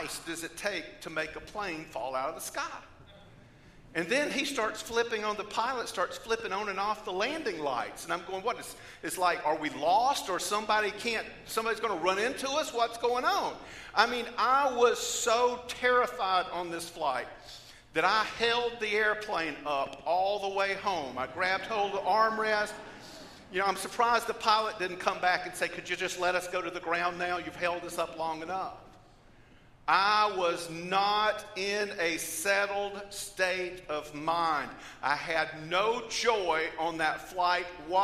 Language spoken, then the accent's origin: English; Georgia, United States; I come from Georgia